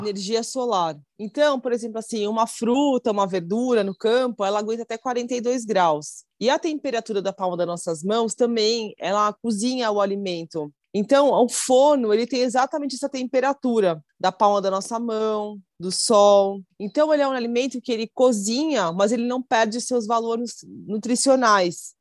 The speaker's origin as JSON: {"language": "Portuguese", "country": "Brazil", "said": "eu sou brasileira"}